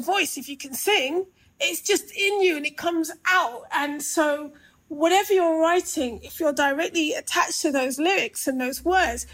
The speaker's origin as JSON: {"language": "English", "region": "London", "country": "United Kingdom", "tie": "born or raised there", "said": "I grew up in Brixton and I grew up through two Brixton riots, 1981 and 95"}